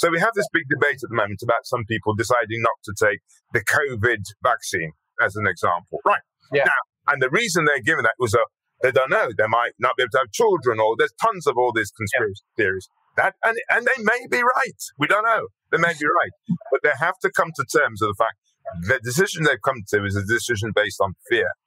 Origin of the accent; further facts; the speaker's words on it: Birmingham, West Midlands, United Kingdom; accent: Brummie; being brought up in Birmingham, I knew that if I didn't do something about my accent going around like a Brummie, that would sort of be that would get in, in, in the way. So I deliberately, deliberately changed my accent.